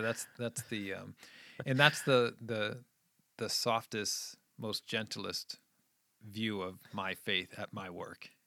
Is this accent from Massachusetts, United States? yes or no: yes; Scituate, Massachusetts, United States; also born or lived in Midwest; I grew up in New England, just outside of Boston, and, um, I went to a little high school, um, in this little town called Scituate.